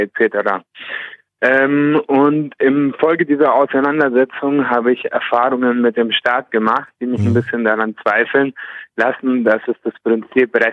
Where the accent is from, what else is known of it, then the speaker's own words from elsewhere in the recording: Nuremberg, Bavaria, Germany; Ich komme aus Nürnberg.